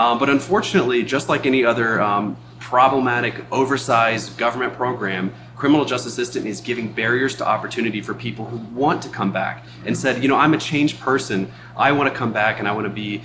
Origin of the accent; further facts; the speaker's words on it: United States; now in Montana, United States; I come from the Virginia and Washington, D.C. area